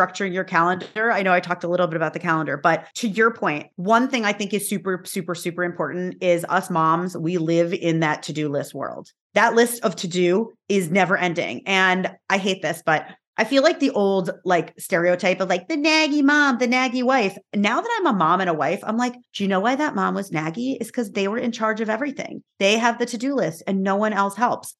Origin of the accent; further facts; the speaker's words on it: New York, United States; I am from New York, where is like mm-hmm. the hustle capital of like the universe